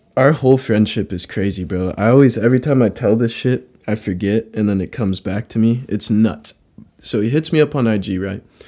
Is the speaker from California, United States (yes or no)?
yes; Redding, California, United States; also born or lived in San Francisco Bay Area; I, I grew up here, but all my family's in the Bay